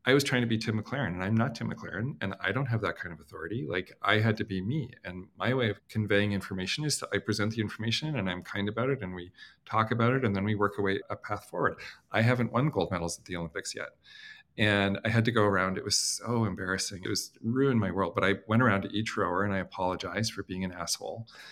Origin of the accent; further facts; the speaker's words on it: Canada; I'm Canadian